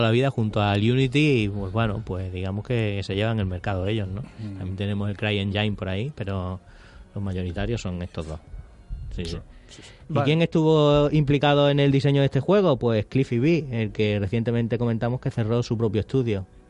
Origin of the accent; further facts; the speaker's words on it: Spain; somos españoles